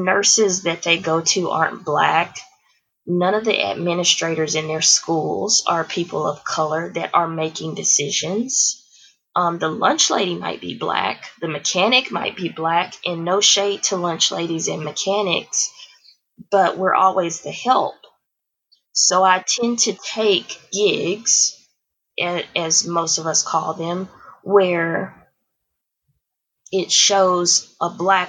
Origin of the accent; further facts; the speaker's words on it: Houston, Texas, United States; now in The Woodlands, United States; I grew up in Houston, Texas, and my neighborhood was diverse